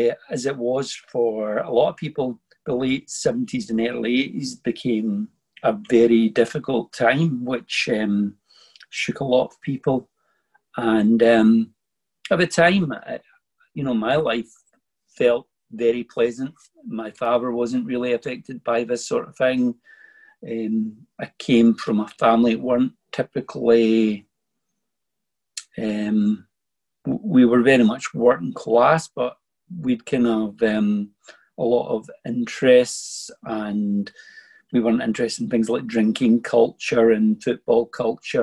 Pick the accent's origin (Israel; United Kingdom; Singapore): United Kingdom; Bellshill, Scotland; I was born in the town of Bells Hill in 1964.